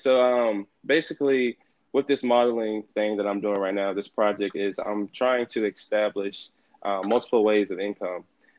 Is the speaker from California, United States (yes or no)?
no; Jacksonville, North Carolina, United States; now in Commerce, United States; I'm a 21-year-old studying communications here at Texas A&M Commerce University. I'm from Jacksonville, North Carolina. Yes, North Carolina.